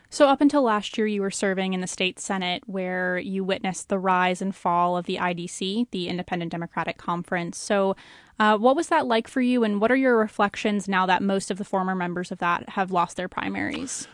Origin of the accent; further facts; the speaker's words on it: Long Island, New York, United States; I'm from Long Island, and, um, when I was a kid